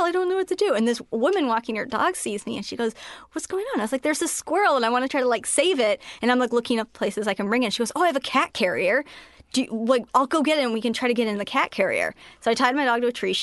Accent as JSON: {"language": "English", "area": "Marin County", "region": "California", "country": "United States", "tie": "born or raised there", "moved": "yes", "said": "I'm from Marin County"}